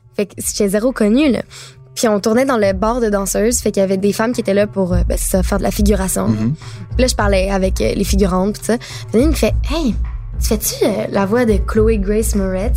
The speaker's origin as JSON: {"language": "French", "town": "Laval", "region": "Quebec", "country": "Canada", "tie": "born or raised there", "also_born_or_lived": "Montreal", "said": "j'ai, euh, déménagé, euh, mettons, de mes cinq à douze ans à Laval."}